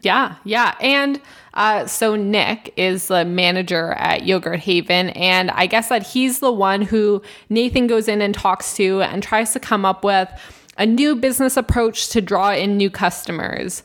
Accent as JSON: {"language": "English", "country": "Canada", "said": "we're from Canada"}